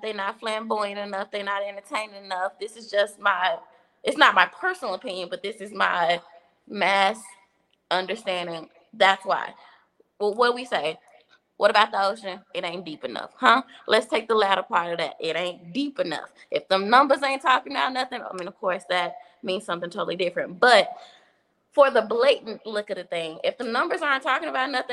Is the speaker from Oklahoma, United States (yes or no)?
no; Dallas, Texas, United States; I'm from Dallas